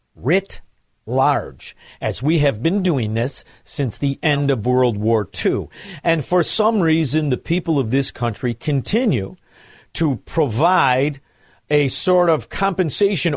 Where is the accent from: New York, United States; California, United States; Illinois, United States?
Illinois, United States; Hinsdale; I was born in Hinsdale